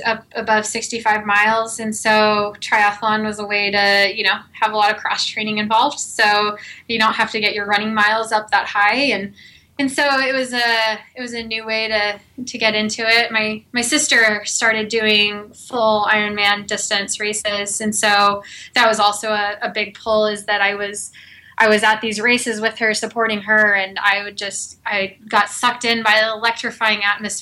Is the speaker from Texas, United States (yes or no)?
yes; Texas, United States; moved away; I'm originally from Texas